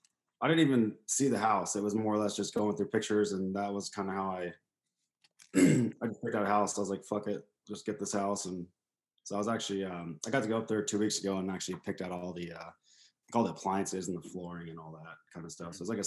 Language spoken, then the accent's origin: English; California, United States; Yeah. I've been here since the start. I mean, we moved a couple times as kids to Oklahoma and back and forth. But for the most part, I've been here.